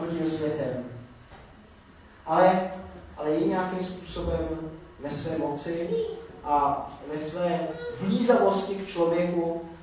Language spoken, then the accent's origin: Czech; Czechia